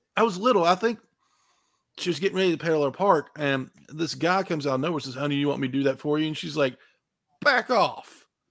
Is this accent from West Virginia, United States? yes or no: yes; West Virginia, United States; I'm from West Virginia, so these little pop-up stores were everywhere